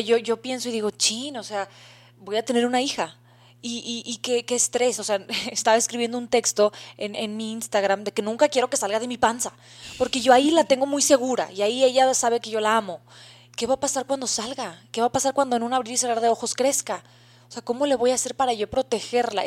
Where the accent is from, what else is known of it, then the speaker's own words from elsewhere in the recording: Mexico; en el país de México, que es donde nos, nos, encontramos, somos mexicanas de nacimiento